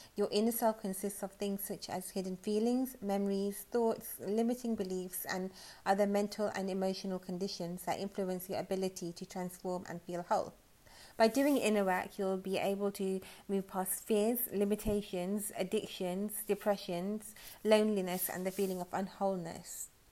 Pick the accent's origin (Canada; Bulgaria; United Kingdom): United Kingdom; I'm British